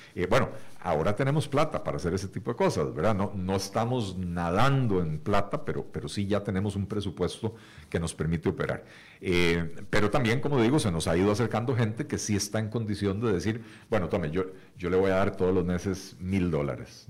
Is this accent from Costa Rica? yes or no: yes; Costa Rica; como costarricenses